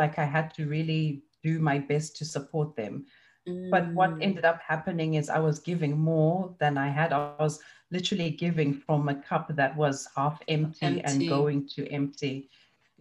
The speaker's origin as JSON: {"language": "English", "country": "Zimbabwe", "tie": "born or raised there", "moved": "yes", "said": "I grew up in Zimbabwe and it's a cash economy"}